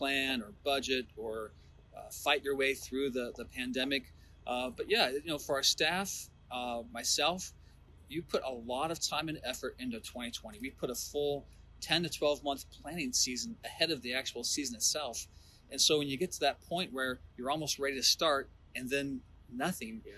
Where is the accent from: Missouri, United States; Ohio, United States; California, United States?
Ohio, United States; moved away; I grew up in Ohio, went to school at Bowling Green, Ohio